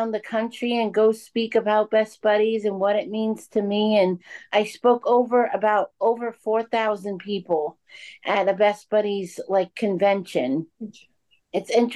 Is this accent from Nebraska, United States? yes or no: no; Worcester, Massachusetts, United States; also born or lived in Berkshire Hills, Massachusetts / Cape Cod, Massachusetts; I was born in Worcester, Massachusetts at a very wonderful hospital. And now I currently live at the home that I've been living at since I was born